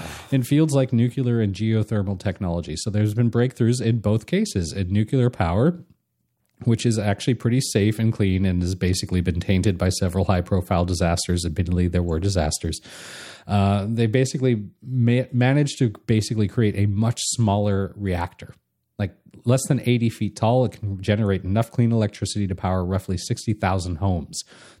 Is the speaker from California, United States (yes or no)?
yes; California, United States; Well, I grew up in Southern California.